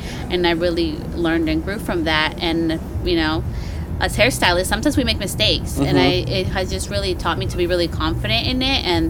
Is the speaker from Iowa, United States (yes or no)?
no; Petaluma, California, United States; I am from Petaluma, California